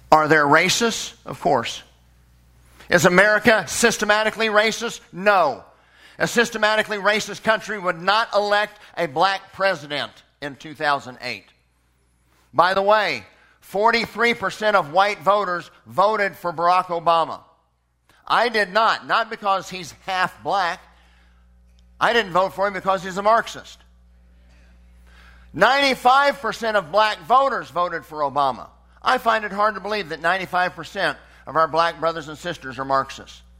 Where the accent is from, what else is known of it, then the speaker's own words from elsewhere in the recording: Memphis, Tennessee, United States; born there; I was born in Memphis, Tennessee.